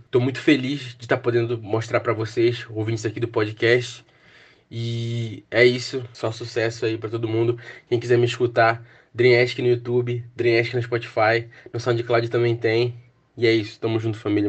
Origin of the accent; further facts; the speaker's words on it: Pará, Brazil; grandes artistas daqui da minha terra